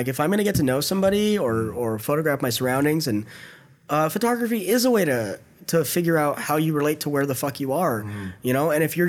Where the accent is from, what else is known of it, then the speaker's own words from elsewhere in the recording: San Jose, California, United States; moved away as an adult; now in San Francisco, United States; where I'm from, you know, in San Jose, it's San Jose's, somebody the other day said it's like a small LA, mm-hmm. and it could be a big Fresno to me. I don't know, but that's just how it is. You know, it's got a small downtown, it's urban sprawl.